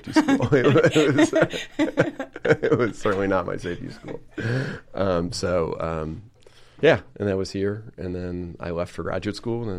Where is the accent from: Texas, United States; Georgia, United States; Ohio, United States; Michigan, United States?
Texas, United States; San Antonio; now in Baltimore, United States; My father was in the Army, so we certainly bounced around, but I would claim myself as mostly from San Antonio.